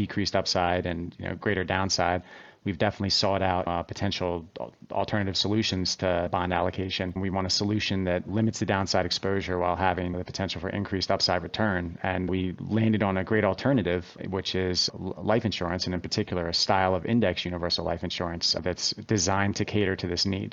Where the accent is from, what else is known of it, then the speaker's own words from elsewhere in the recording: Wilmington, Delaware, United States; I grew up in Wilmington, Delaware